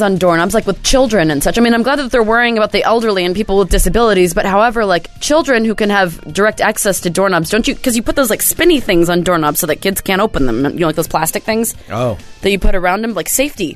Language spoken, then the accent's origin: English; the Northwest, Pacific Northwest, United States; I grew up in the Northwest.